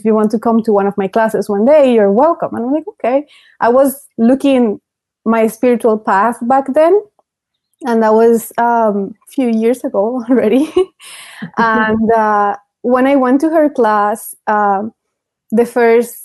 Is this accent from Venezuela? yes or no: yes; Venezuela; moved away; I grew up in Venezuela